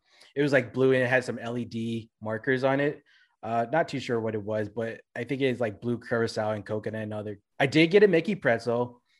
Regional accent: Philippines; I'm black, man. I'm Filipino.

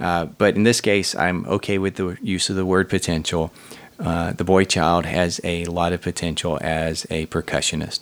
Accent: Huntsville, Alabama, United States; my hometown, Rocket City, USA

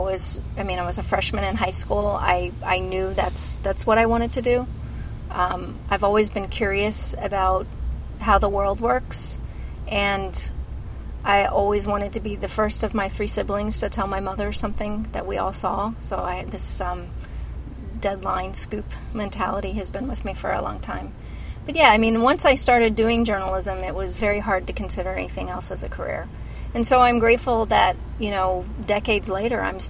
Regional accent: Decatur, Illinois, United States; moved away; Decatur. I grew up in Decatur in central Illinois

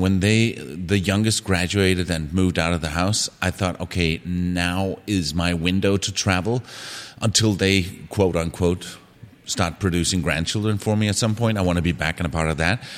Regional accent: Denmark; moved away as an adult; I'm from Denmark

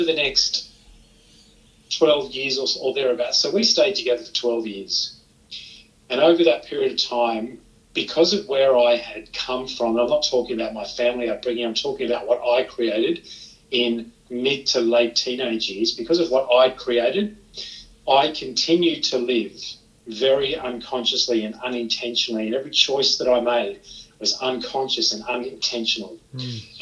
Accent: Sydney, New South Wales, Australia; moved away as an adult; also born or lived in Geelong, Victoria; I grew up in Sydney, that then led me to Victoria, Geelong in Victoria to be exact

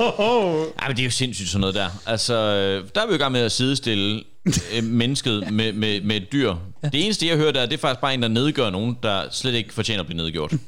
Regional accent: Horsens, Central Denmark Region, Denmark; vi er alle sammen fra Horsens, mere eller mindre

